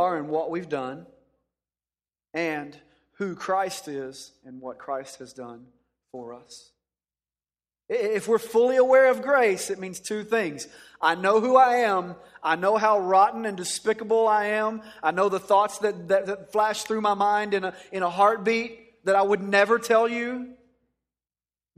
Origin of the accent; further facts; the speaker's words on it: Dallas-Fort Worth area, Texas, United States; I grew up in the Dallas-Fort Worth area